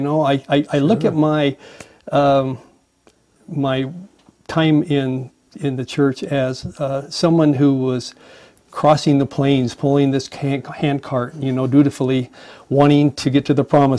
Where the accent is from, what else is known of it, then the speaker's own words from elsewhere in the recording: Boise, Idaho, United States; I was born in Boise, Idaho, to a great family. Grew up there, graduated from high school and college, actually, from Boise State.